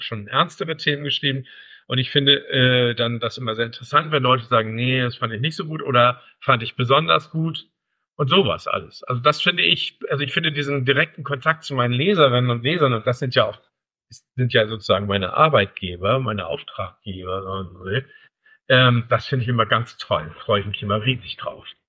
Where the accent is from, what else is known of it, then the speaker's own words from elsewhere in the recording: Kiel, Schleswig-Holstein, Germany; also born or lived in North Frisia; ich bin in Kiel aufgewachsen